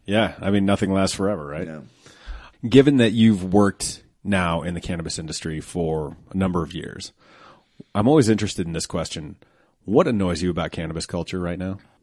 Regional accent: Colorado, United States; I'm from Colorado

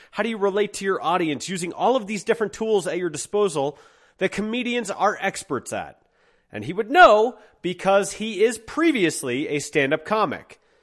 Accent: Twentieth and Youngfield, Colorado, United States; at twentieth and Youngfield was, uh, an Italian restaurant called Andalini's, and we owned

